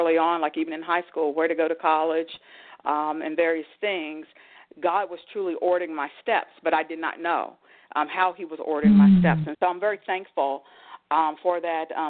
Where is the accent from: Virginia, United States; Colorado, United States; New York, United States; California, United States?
Virginia, United States; Danville; now in Northern Virginia, United States; I grew up in Danville, Virginia